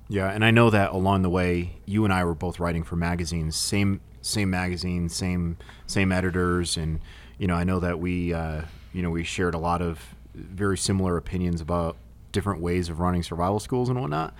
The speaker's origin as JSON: {"language": "English", "region": "New England", "country": "United States", "said": "I'm from New England"}